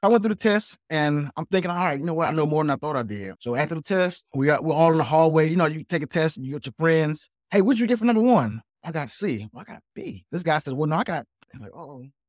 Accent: South Carolina, United States; I'm actually from South Carolina

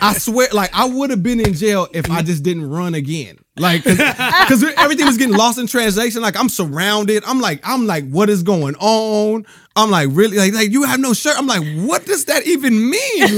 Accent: Rialto, California, United States; also born or lived in Bellflower, California / Compton, California; I grew up in Rialto, California.

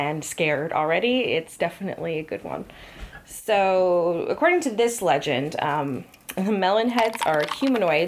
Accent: Connecticut, United States; we're from Connecticut. And we both grew up here

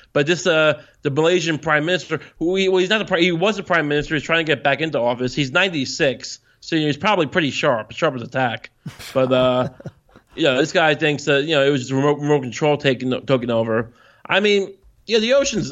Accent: Long Island, New York, United States; I'm from Long Island

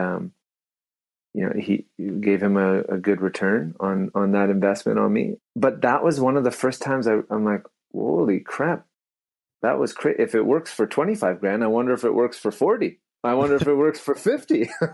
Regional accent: Abbotsford, British Columbia, Canada; I grew up in Abbotsford.

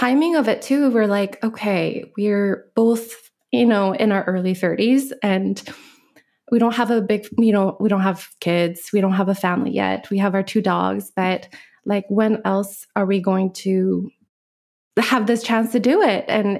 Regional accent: Alaska, United States; also born or lived in Korea; now in Maui, United States; I grew up in many different places. I grew up, went to high school in Alaska.

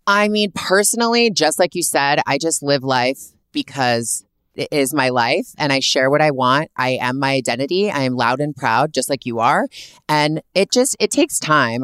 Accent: Canada; also born or lived in Toronto; I'm from Canada, born and raised.

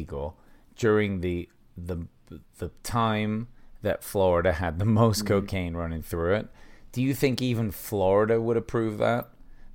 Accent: England, United Kingdom; being from England and as white as I am

